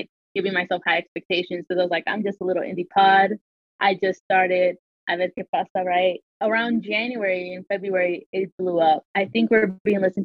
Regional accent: Salt Lake City, Utah, United States; But I was born and raised in Utah. Born and raised in Salt Lake City

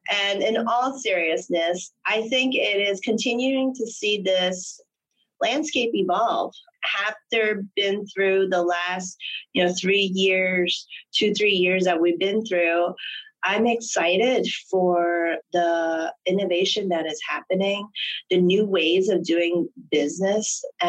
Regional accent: Hong Kong; I'm originally from Hong Kong, and I am, you know, the royal family lover.

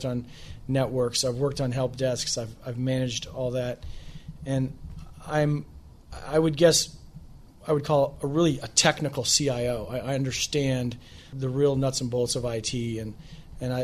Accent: Midwest, United States; moved away as an adult; now in Washington, D.C., United States; I come from the Midwest, and I'm in flyover country

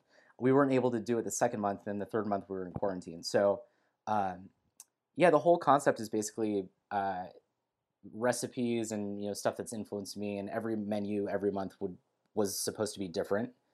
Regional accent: Bay Area, California, United States; now in Southern California, United States; I grew up in the Bay Area, and I live in Southern California now

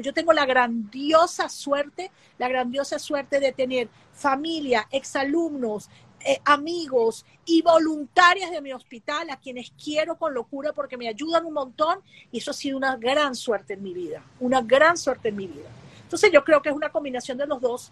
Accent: Venezuela; estoy en mi país

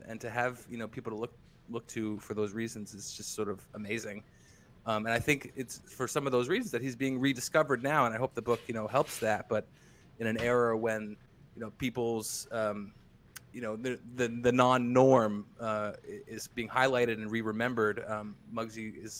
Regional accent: New Jersey, United States; now in Seattle, United States; I grew up in New Jersey. I live in Seattle now

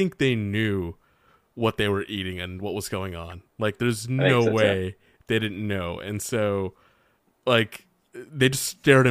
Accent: the South, United States; As a Southerner

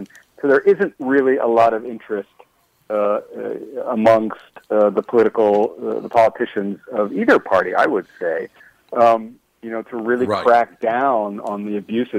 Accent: New York City, New York, United States; I grew up in New York City.

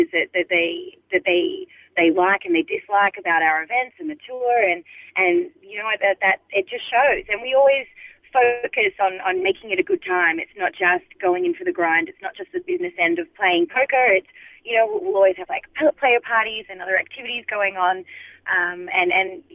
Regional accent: Melbourne, Victoria, Australia; I'm from Melbourne in Australia

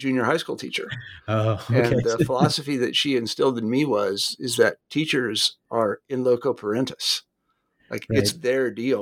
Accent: Kansas, United States; I'm from Kansas.

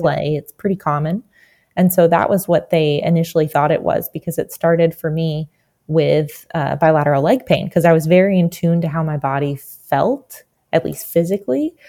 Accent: New Jersey, United States; I'm originally from New Jersey.

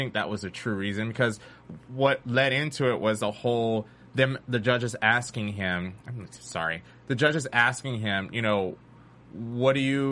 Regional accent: South Carolina, United States; I grew up in South Carolina

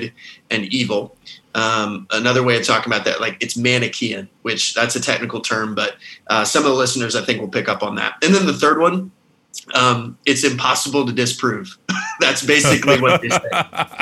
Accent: the South, United States; moved away as an adult; now in Scotland, United Kingdom; I was raised in the South

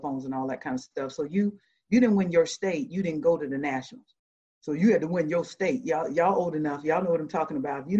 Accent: Georgia, United States; moved away as an adult; also born or lived in Savannah, Georgia / Decatur, Georgia; So I grew up in Georgia. I'm a Georgia peach.

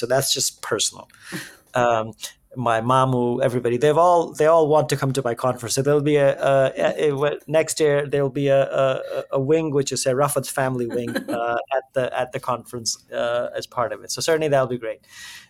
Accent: India; now in New York, United States; I'm Indian

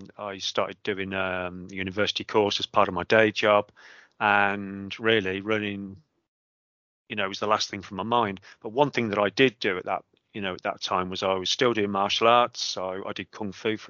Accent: Coventry, West Midlands, United Kingdom; moved away as an adult; now in Cotswolds, United Kingdom; Coventry, born and bred. All my education was in Coventry

